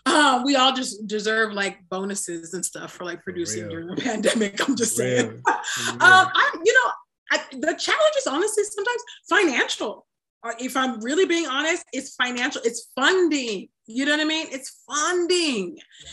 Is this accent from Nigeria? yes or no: yes; Nigeria; And maybe that's just because I'm like Nigerian and I don't know.